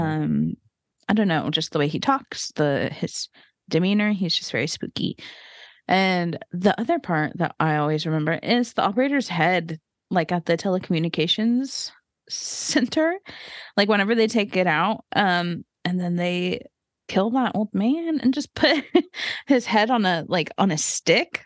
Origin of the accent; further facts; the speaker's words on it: the Bible Belt, United States; we grew up in the Bible Belt